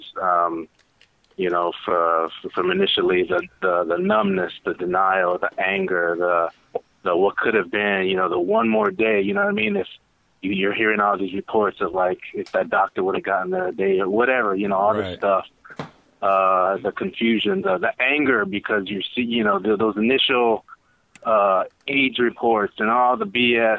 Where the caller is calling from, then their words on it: Georgetown, Texas, United States; I'm calling from Georgetown, Texas, just north of Austin.